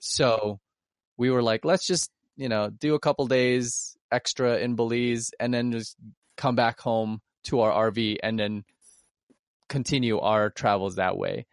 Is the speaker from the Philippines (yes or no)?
yes; Philippines; now in United States; I'm Filipino